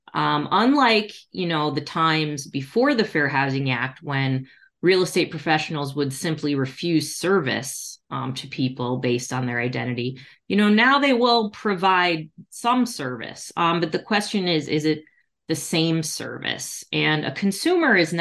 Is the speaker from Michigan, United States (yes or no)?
yes; Detroit, Michigan, United States; my hometown of Detroit